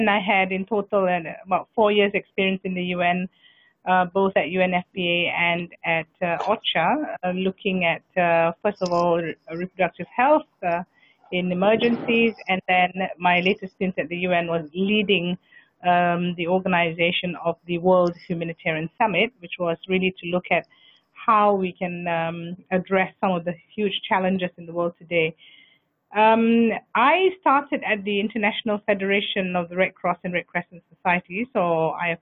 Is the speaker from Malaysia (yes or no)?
yes; Malaysia; I am a Malaysian nationality